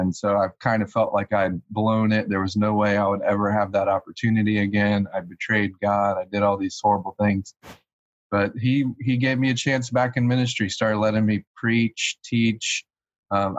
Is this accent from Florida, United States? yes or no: yes; Gainesville, Florida, United States; I was born in Gainesville, Florida, the capital of the United States in SEC football